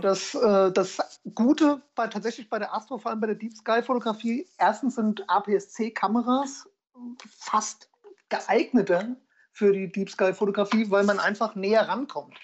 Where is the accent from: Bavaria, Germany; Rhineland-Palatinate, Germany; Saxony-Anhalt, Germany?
Rhineland-Palatinate, Germany; Ingelheim; komme aus Ingelheim, das ist in der Nähe von Mainz, ähm, schön Rheinland-Pfalz.